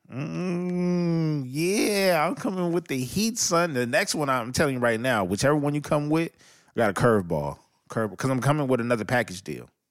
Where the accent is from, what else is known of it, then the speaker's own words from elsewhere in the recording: Los Angeles, California, United States; I'm from Los Angeles, California. We have a street called Figueroa, and we have a street called Sunset